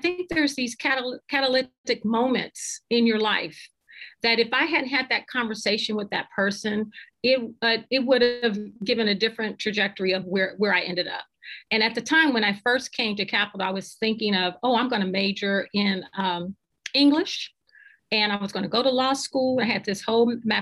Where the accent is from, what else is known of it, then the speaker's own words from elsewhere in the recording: Cincinnati, Ohio, United States; also born or lived in Woodlawn, Ohio; I'm from Cincinnati and the city of Seven Hills. And I came up during a time during desegregation. And I remember being in the fourth grade